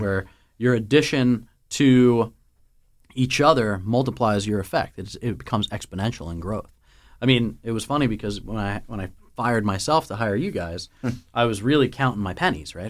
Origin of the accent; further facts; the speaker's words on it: the Northeast, New Jersey, United States; we're from the Northeast